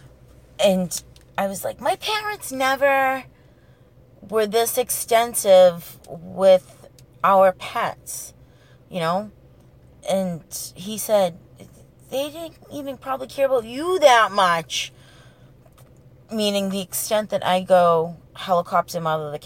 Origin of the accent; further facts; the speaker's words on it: New England, United States; this is the 80s, okay? And we're from the New England area